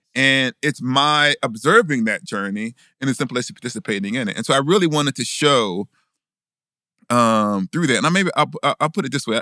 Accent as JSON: {"language": "English", "town": "Huntsville", "region": "Alabama", "country": "United States", "tie": "born or raised there", "said": "I growing up in Huntsville"}